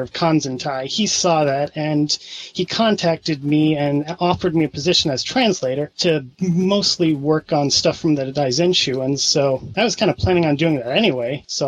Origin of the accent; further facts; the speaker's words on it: Springfield, Missouri, United States; also born or lived in Omaha, Nebraska; right now I'm from Springfield, Missouri, and that's where I am now for the summer.